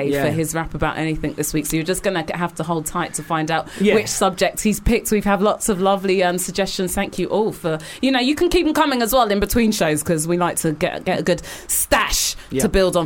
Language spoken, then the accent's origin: English; England, United Kingdom; Being English, this is just like a standard part of like our vocabulary